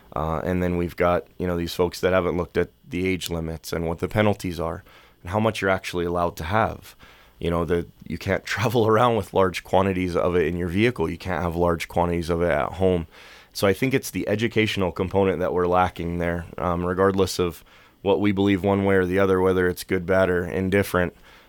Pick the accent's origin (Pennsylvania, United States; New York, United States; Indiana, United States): Pennsylvania, United States; moved away; So we moved here in the mid-90s. My parents and I came from Pennsylvania, and my dad came here to be a missionary.